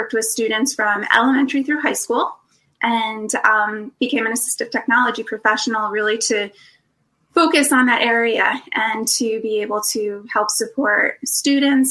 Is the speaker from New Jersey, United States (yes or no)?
yes; New Jersey, United States; moved away; I'm from New Jersey. So you might hear, I hope, a little bit of my accent still